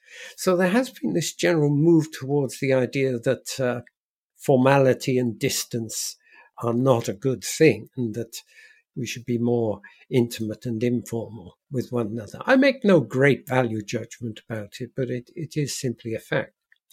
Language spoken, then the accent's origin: English; Wales, United Kingdom; accent: South Wales; from South Wales who found when he went to university that to communicate successfully, I had to change my accent to a more standard, educated version of English.